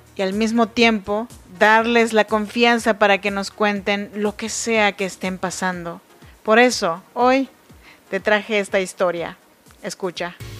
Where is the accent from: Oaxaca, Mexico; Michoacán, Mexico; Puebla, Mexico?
Oaxaca, Mexico; now in Sacramento, United States; Soy nacida en Oaxaca, México, en la región de Chinantecos